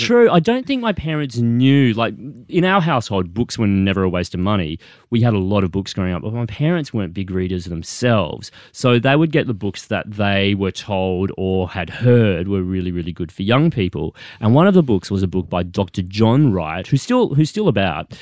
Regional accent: Sunshine Coast, Queensland, Australia; first language English; moved away; I grew up Asian Australian on the Sunshine Coast

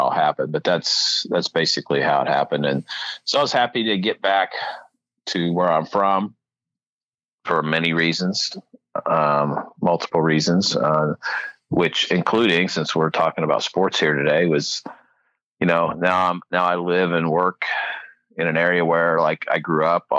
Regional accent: New Carlisle, Ohio, United States; also born or lived in Virginia; I grew up in this area. I'm from New Carlisle.

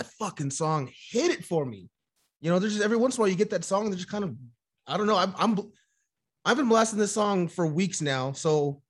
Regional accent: California, United States; we're from California.

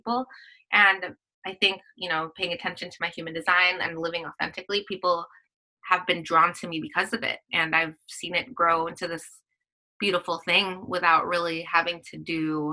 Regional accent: Philippines; I'm Filipino

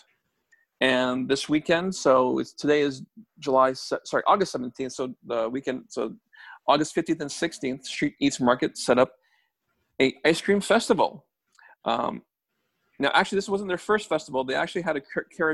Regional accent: Toronto, Ontario, Canada; both Ken and I grew up in Scarborough, so Town Center, we know it quite well.

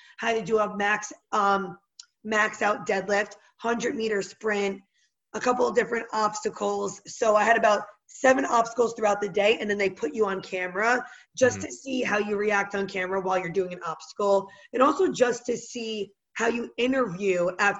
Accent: Cedar Grove, New Jersey, United States; now in Jersey City, United States; So I grew up in Cedar Grove, New Jersey, but I reside in Jersey City, New Jersey right now. So it's like Jersey strong all the way through. Born, raised, everything about me is very Jersey.

